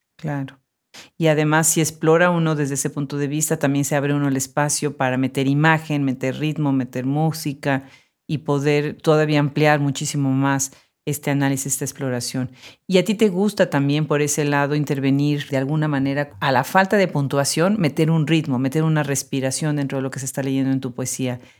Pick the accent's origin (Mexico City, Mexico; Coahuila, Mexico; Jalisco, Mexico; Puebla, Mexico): Puebla, Mexico; now in Austin, United States; en Puebla, mi ciudad natal